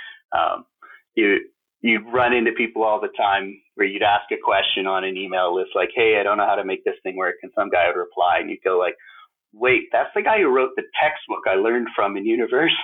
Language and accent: English; Calgary, Alberta, Canada; also born or lived in Toronto / Silicon Valley; now in Calgary, Canada; I grew up in Calgary